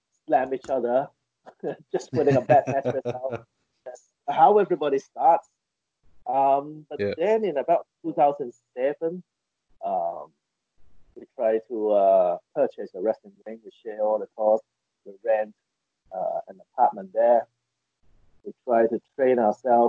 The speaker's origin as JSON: {"language": "English", "country": "Hong Kong", "tie": "born or raised there", "also_born_or_lived": "United Kingdom / Japan", "second_language": "English", "moved": "as an adult", "said": "I grew up in Hong Kong."}